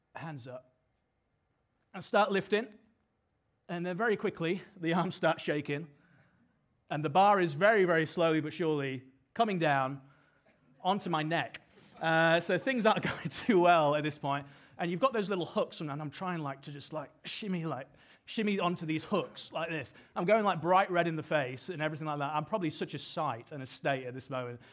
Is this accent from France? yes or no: no; United Kingdom; now in Sydney, Australia; as you can probably tell from my accent, I'm from the U K